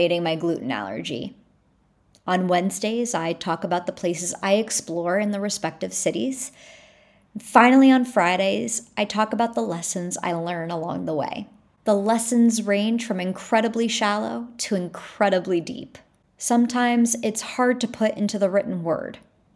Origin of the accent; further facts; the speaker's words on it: Long Island, New York, United States; I was born and raised on Long Island, New York.